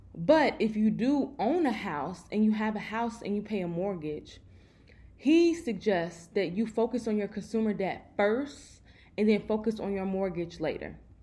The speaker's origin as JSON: {"language": "English", "town": "Chicago", "region": "Illinois", "country": "United States", "said": "I'm from Chicago, so y'all know our winters are crazy"}